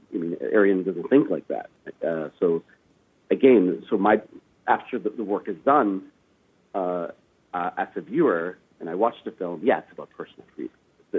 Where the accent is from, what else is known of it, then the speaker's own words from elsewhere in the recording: Afghanistan; born there; Well, I was born in Afghanistan, so from a young age, it was something